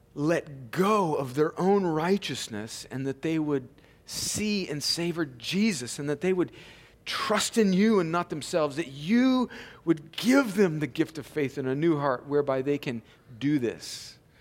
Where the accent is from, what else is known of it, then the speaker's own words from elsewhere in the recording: California, United States; moved away; I grew up out in California where there was cattle ranchers